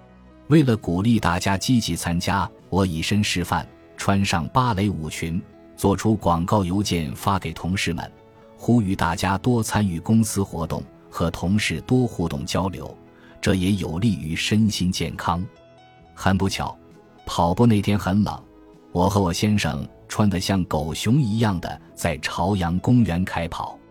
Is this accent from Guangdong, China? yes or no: yes; Meizhou, Guangdong, China; now in Beijing, China; 我是客家人，老家是广东梅州的，中学在叶剑英元帅的母校广东梅州市东山中学就读，后来考入中国人民大学。